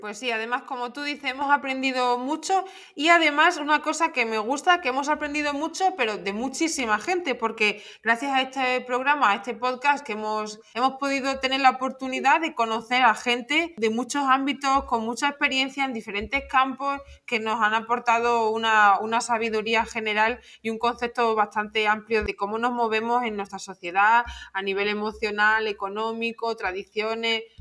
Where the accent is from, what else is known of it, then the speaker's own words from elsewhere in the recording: Torremayor, Extremadura, Spain; accent: Extremaduran; nuestras hablas extremeñas, que no hablamos mal, que siempre es lo que nos han intentado o lo que nos han dicho, que hablamos mal, no hablamos mal, es que es nuestra forma de hablar